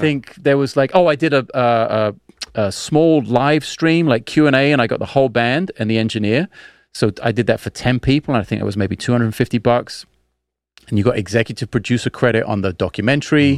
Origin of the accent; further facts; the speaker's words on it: London, United Kingdom; when I was a kid in South London